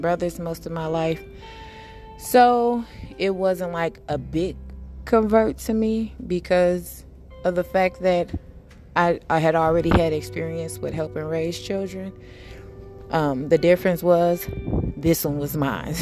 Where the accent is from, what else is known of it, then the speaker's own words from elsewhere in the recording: Chicago, Illinois, United States; now in Milwaukee, United States; Growing up in Chicago, although it's home and it molded me to be stronger